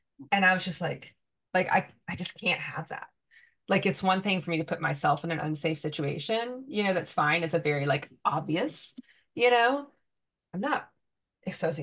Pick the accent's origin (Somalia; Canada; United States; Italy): United States; the South; moved away; we are from the South